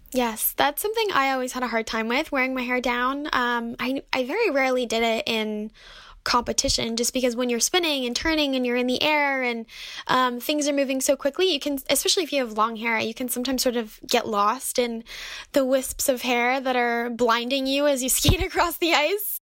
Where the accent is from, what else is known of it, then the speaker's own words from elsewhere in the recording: Detroit, Michigan, United States; we grew up in Detroit